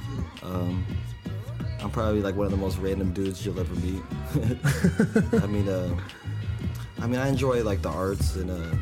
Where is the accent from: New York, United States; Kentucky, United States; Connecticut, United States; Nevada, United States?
Nevada, United States; Reno; now in San Francisco, United States; Reno, Nevada, that's the hometown